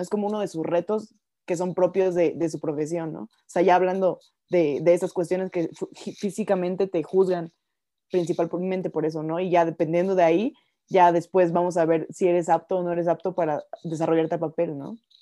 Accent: Mexico; mi país

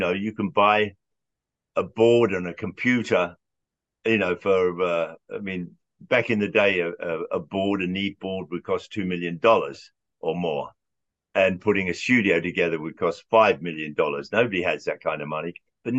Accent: England, United Kingdom; moved away as an adult; now in United States; When I was growing up in England, I was like 16, 17 years old, and we would rent a room above a pub in London

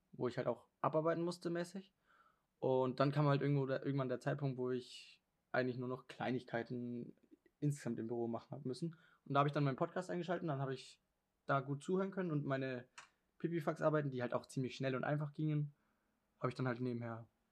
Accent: Germany; moved away; ich bin ja aus Deutschland und in Deutschland kann ich ziemlich viele Dialekte

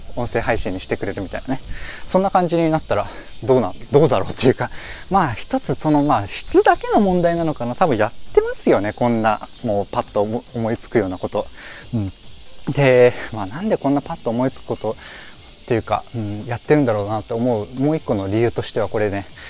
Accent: Yokohama, Kanagawa, Japan; ま僕横浜出身なんですけど

